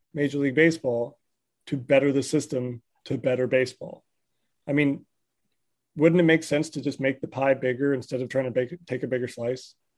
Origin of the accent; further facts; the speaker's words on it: Southern California, United States; I grew up in Southern California